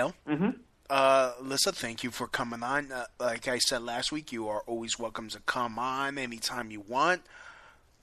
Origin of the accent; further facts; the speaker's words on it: New York City, New York, United States; accent: Brooklyn; my Brooklyn accent